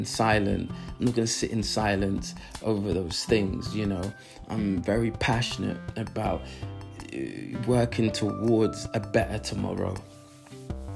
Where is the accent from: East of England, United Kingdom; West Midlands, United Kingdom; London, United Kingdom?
London, United Kingdom; I live in London, you know, I was born in London